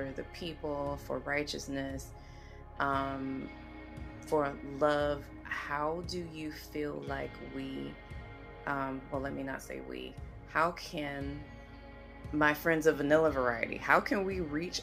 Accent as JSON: {"language": "English", "region": "the South", "country": "United States", "tie": "born or raised there", "said": "growing up in the South"}